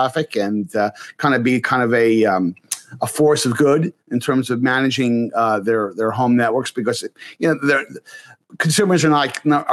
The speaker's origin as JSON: {"language": "English", "region": "New York area", "country": "United States", "tie": "born or raised there", "said": "I grew up in the New York area"}